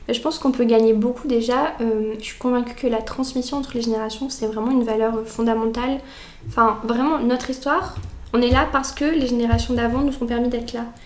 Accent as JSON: {"language": "French", "area": "near Brioude", "region": "Auvergne-Rhône-Alpes", "country": "France", "moved": "as an adult", "lives_now": "Montpellier, France", "said": "je suis auvergnate puisque je viens d'un petit village à côté de Brioude"}